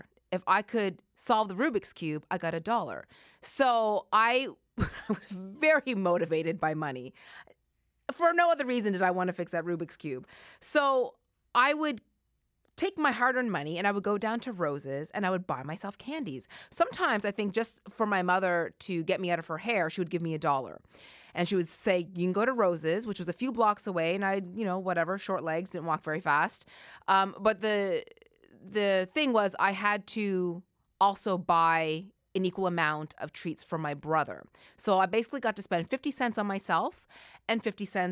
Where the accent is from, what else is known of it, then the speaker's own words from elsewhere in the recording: Halifax, Nova Scotia, Canada; moved away; when I was a kid growing up in Halifax in the 80s